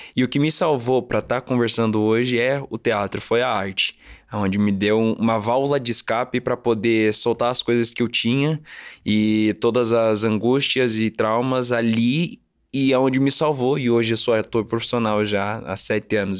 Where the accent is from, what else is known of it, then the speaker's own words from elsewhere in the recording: Curitiba, Paraná, Brazil; Eu nasci em Curitiba, Paraná.